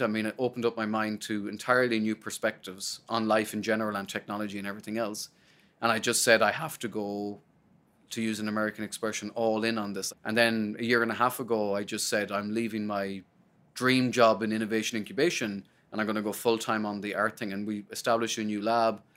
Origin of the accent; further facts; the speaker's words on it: Sligo, Connacht, Ireland; moved away as an adult; now in United States; I'm from Sligo, and I remember standing in the back of my you know, the, the backyard and the house in Sligo